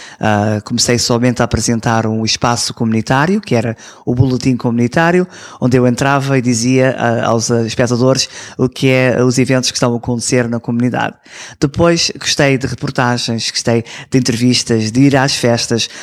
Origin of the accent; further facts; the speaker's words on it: Toronto, Ontario, Canada; Eu nasci aqui em Toronto